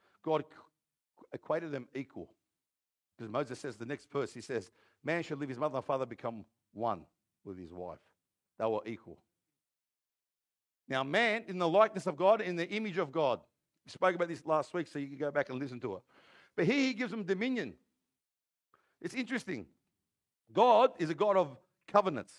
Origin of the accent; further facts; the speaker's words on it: Granville, New South Wales, Australia; I'm from Granville